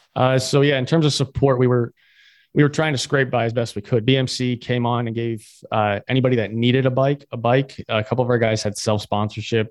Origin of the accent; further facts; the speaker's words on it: Florida, United States; I'm from Florida, so Spanish, you hear a lot